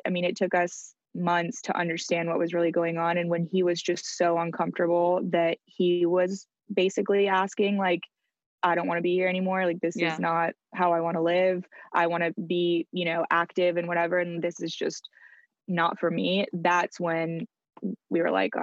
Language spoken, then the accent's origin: English; France; moved away; I grew up in France